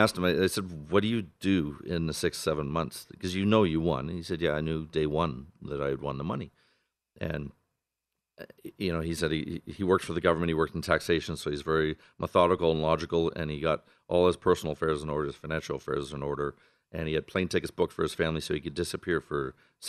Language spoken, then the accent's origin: English; Canada; now in Las Vegas, United States; I'm from Canada originally, and I was supposed to move to Boston